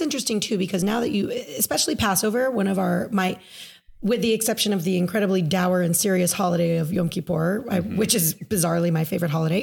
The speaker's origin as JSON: {"language": "English", "country": "United States"}